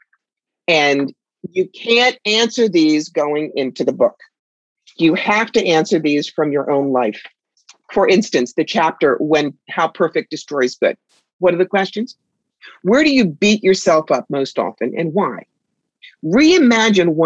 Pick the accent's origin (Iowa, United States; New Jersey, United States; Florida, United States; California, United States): New Jersey, United States; Cherry Hill; now in upstate New York, United States; I grew up outside Philly in Cherry Hill, New Jersey